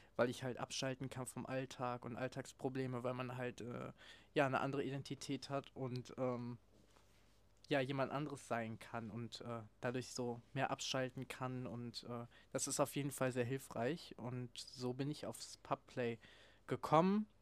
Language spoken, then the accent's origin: German; Cologne area, North Rhine-Westphalia, Germany; ich bin im Raum Köln aufgewachsen